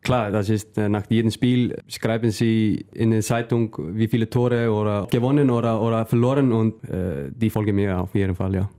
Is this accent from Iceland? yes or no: yes; Northeastern Region, Iceland; first language Icelandic; German is a second language; moved away as an adult; now in Germany; mein Verein in, in, in Nordisland